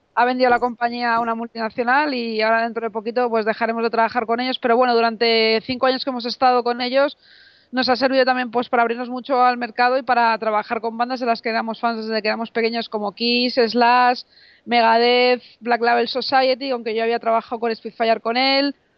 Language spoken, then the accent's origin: Spanish; Madrid, Community of Madrid, Spain; yo que soy de Madrid